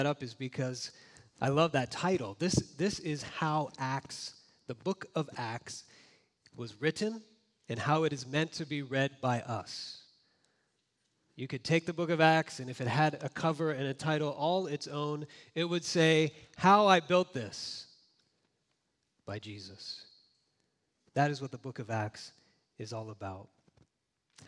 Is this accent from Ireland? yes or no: no; Florida, United States; now in Orange County, United States; I grew up in Florida